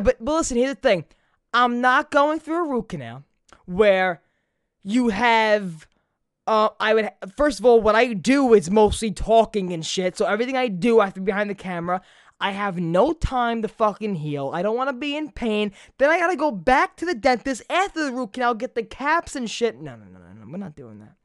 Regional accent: New York City, New York, United States; Growing up in Brooklyn

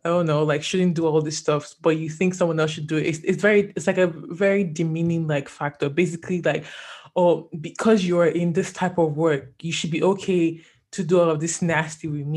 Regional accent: Nigeria; I'm Nigerian

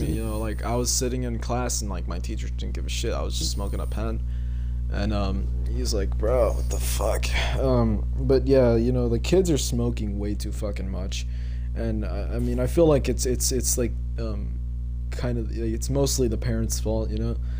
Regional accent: Texas, United States; born or raised there

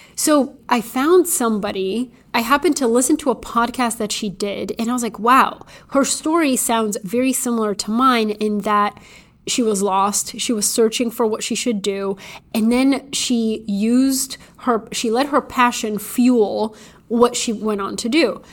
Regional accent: Bulgaria; moved away; I was little, growing up in Bulgaria

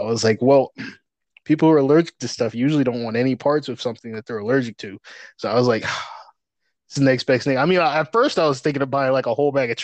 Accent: Syracuse, New York, United States; I'm from like upstate New York

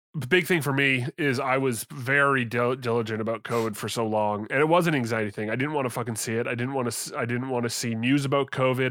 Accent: Canada; I'm from Canada

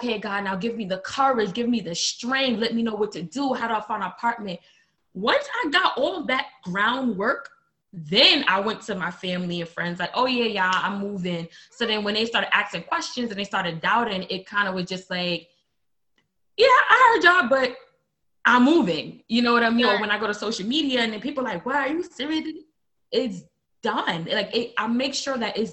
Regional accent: New York City, New York, United States; moved away as an adult; now in Milwaukee, United States; I'm from Brooklyn, New York, born and raised

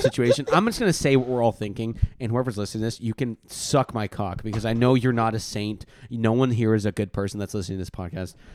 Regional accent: Oregon, United States; we're from Oregon

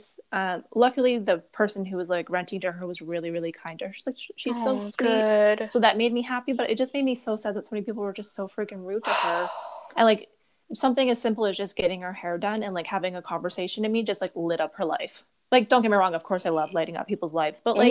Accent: Brampton, Ontario, Canada; now in Niagara region, Canada; I grew up in Brampton

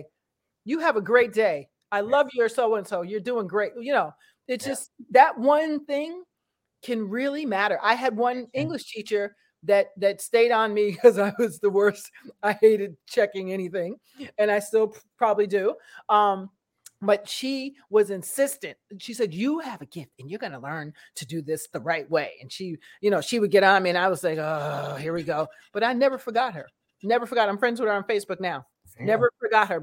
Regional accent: Bedford Hills, New York, United States; also born or lived in Brooklyn, New York; I grew up here in Bedford Hills area.

